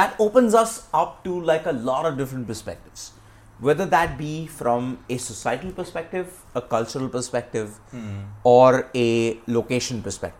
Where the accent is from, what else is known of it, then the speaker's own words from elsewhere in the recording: India; And I'm from India. Again, we only opened up to like the American content only in like the late 90s.